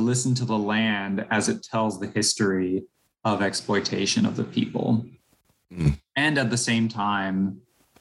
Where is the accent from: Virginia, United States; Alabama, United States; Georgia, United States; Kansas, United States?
Kansas, United States; Topeka; moved away; I grew up in Topeka, Kansas